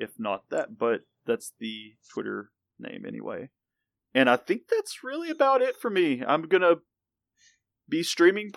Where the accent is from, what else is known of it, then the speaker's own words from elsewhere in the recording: the South, United States; I am from the South